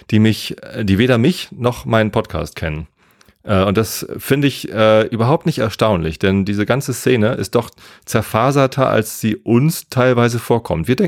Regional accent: Germany; also born or lived in Hamburg; Und ich bin in Hamburg geboren. Ich bin südlich von Hamburg aufgewachsen und habe dann in Hamburg studiert und jetzt wohne ich wieder südlich von Hamburg. Also ich bin ein absolutes Landei, der totale normalo Spießer-Typ, äh, wohnt hier auf dem Dorf im Speckgürtel von der Stadt

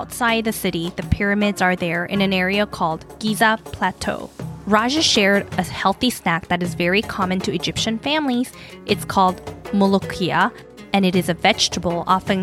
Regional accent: South Korea; my hometown, South Korea

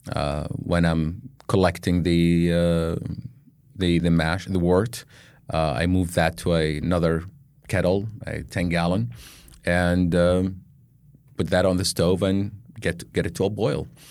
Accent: Baghdad, Baghdad Governorate, Iraq; moved away as an adult; now in United States; I was born in Baghdad, Iraq, um, grew up and, uh, grew up there, went to college and everything

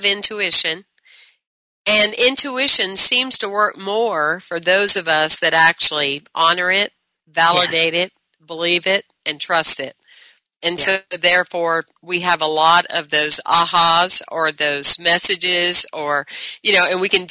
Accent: the South, Southern United States, United States; I was brought up in the Southern way

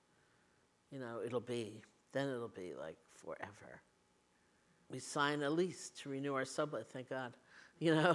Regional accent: New York City, New York, United States; I grew up in New York City with my grandparents, so they were Eastern European immigrants

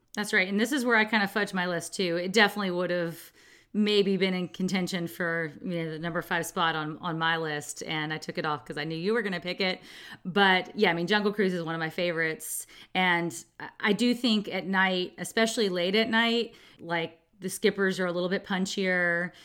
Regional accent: California, United States; a Californian

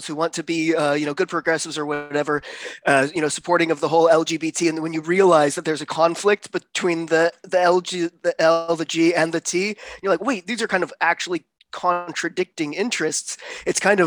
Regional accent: United States; I'm American

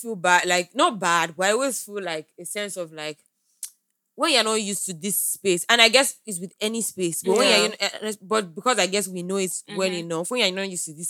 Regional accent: Lagos, Nigeria; growing up in Lagos is like, it's an extreme sport.

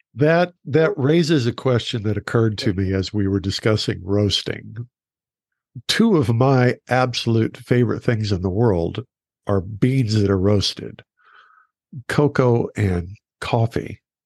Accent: Oklahoma, United States; moved away; also born or lived in Texas; I grew up in Oklahoma

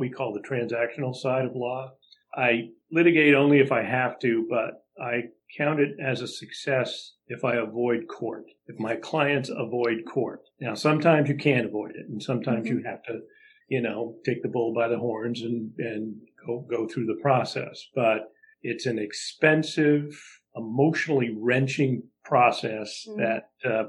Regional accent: Burlington, Vermont, United States; now in Portland, United States; I grew up in Burlington, Vermont on a lake called Lake Champlain

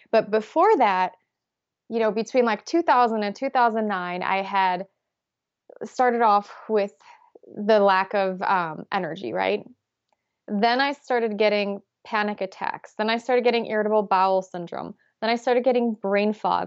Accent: Poland; moved away; I grew up in Poland

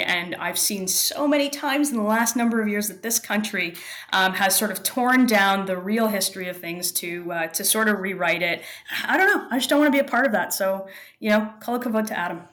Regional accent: Toronto, Ontario, Canada; I'm in Toronto, and I was born and raised here, just a little north of here in the, in a, in a suburb

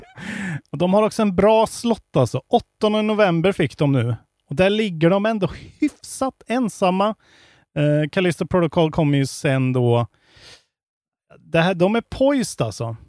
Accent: Värmland, Sweden; jag är från Värmland. Klart jag säger tillbud

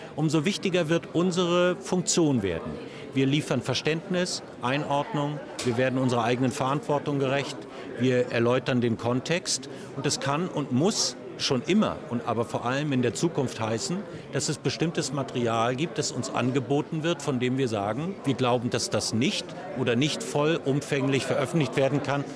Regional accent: Germany; wir als Deutsche

